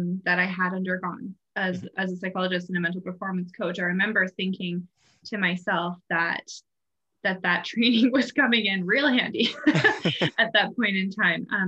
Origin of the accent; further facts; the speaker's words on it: Canada; now in Ireland; I'm originally from Canada, so I live in Ireland